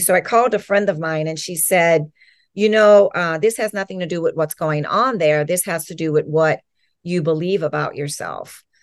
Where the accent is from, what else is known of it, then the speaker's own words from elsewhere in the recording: New Orleans, Louisiana, United States; moved away as an adult; now in Los Angeles County, United States; I grew up in Louisiana. I was born in New Orleans and then grew up right outside of New Orleans in the suburbs